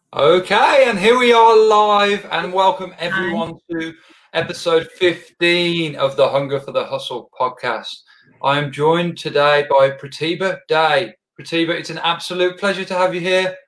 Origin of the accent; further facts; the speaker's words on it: Birmingham, West Midlands, United Kingdom; I'm actually from Birmingham, England